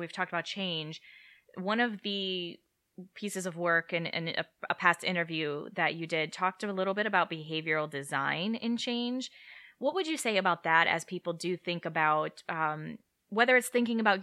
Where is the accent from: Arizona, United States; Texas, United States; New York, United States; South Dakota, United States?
South Dakota, United States; moved away; so I grew up in the Midwest. I grew up in South Dakota